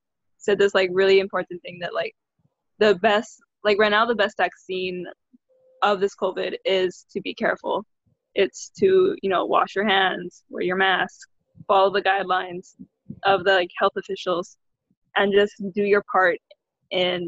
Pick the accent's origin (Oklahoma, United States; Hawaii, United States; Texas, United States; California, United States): Hawaii, United States; We're both of us are born and raised in Hawaii, and we live on the island of Oahu